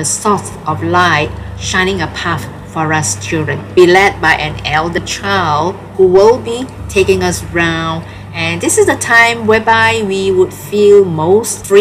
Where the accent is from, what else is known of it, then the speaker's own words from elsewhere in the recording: Malaysia; I'm a Malaysian of Chinese origin.